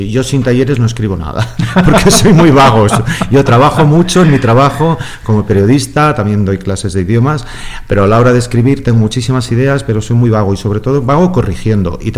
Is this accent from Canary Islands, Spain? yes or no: no; San Sebastián, Basque Country, Spain; de los estudios de música, en el, yo soy de San Sebastián, en el Conservatorio de San Sebastián.